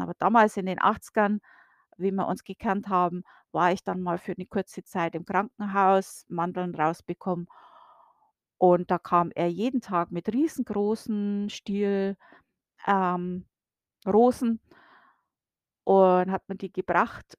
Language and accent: German; Bavaria, Germany; moved away as an adult; now in United States; bei uns in Bayern